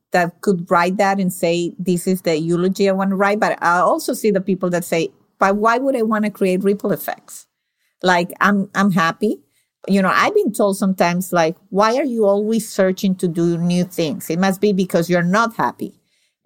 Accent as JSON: {"language": "English", "country": "Venezuela", "moved": "yes", "lives_now": "United States", "said": "I'm from Venezuela"}